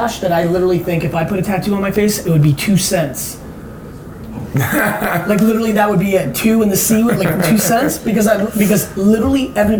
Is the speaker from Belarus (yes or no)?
yes; Belarus; now in United States; Like I got out of the Soviet Union for political asylum for being Jewish.